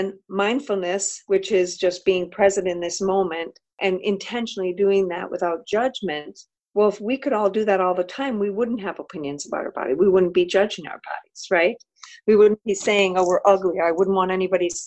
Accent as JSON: {"language": "English", "region": "Midwest", "country": "United States", "also_born_or_lived": "Oregon", "said": "I'm a Midwesterner"}